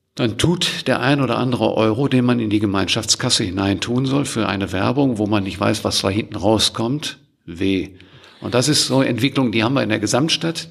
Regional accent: Germany; wir als Deutsche

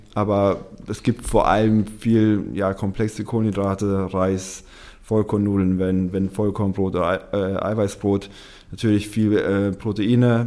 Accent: Munich, Bavaria, Germany; moved away as an adult; also born or lived in Uruguay; now in Hamburg, Germany; ich komme ursprünglich aus München

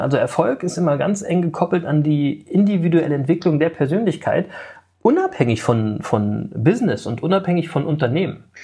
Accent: Berlin, Germany; Ich bin äh, in West-Berlin geboren und ähm, ähm, aufgewachsen in so einem Block, wie quasi bei …, im, in Berlin-Reinickendorf

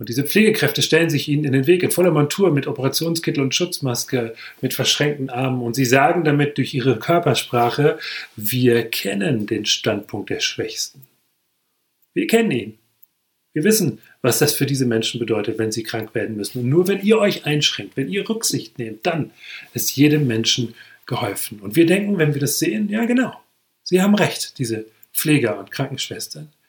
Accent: Hesse, Germany; Wenn ich zum Beispiel in meinem Heimatort umherlaufe, das ist ein kleines Dorf in der Nähe von Marburg im hessischen Hinterland

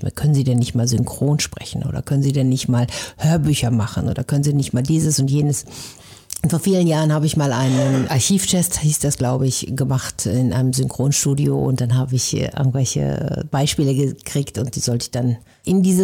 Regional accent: North Rhine-Westphalia, Germany; accent: Westphalian; Also ich komme im Ursprung aus Ostwestfalen. Ich bilde mir ein, man hört das nicht mehr so doll, aber jeder, der sich ein bisschen auskennt, der hört es dann

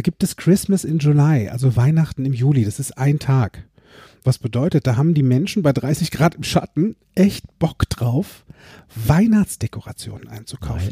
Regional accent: Limburg an der Lahn, Hesse, Germany; Tanzzentrum Josateur in Limburg, wo ich groß geworden bin

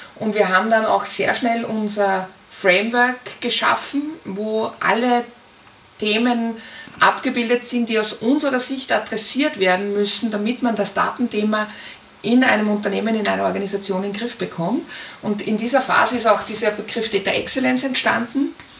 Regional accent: Linz, Upper Austria, Austria; Ich komme aus Österreich, bin in Linz zu Hause

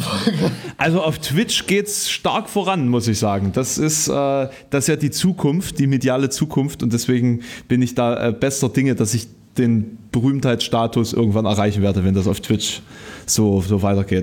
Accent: Querfurt, Saxony-Anhalt, Germany; born or raised there; now in Halle, Germany

